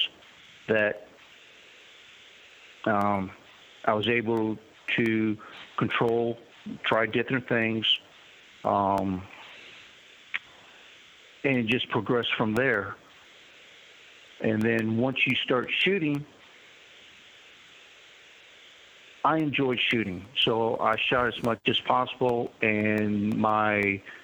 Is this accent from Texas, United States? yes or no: yes; Texas, United States; also born or lived in Kentucky / Baghdad, Iraq; now in North Carolina, United States; I grew up in Texas